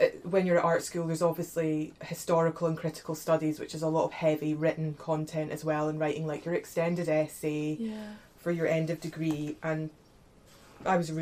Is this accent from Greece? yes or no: no; Edinburgh, Scotland, United Kingdom; moved away as an adult; also born or lived in Peterborough / Glasgow; now in Hebden Bridge, United Kingdom; I'm from Scotland. I was born in Peterborough, and my parents lived there for, like, a year, and then we moved back up